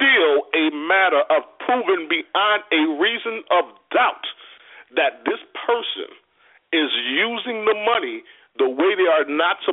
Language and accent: English; Louisiana, United States; moved away; I'm not from here. I'm from Louisiana